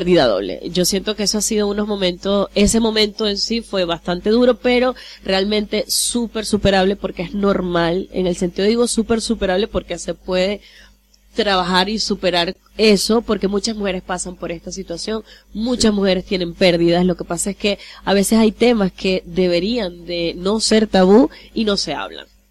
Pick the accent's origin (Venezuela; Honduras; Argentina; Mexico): Venezuela; Maracaibo, Zulia; accent: maracucha; moved away as an adult; also born or lived in Bonaire; now in Curaçao; nací en Maracaibo y bueno, yo me crié prácticamente en Maracaibo toda mi vida hasta los 17 años